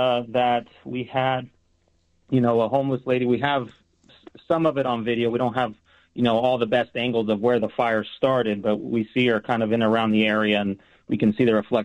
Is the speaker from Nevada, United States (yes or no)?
yes; Las Vegas, Nevada, United States; also born or lived in Puerto Rico; I grew up in Vegas my whole life, moved down here from Puerto Rico when I was six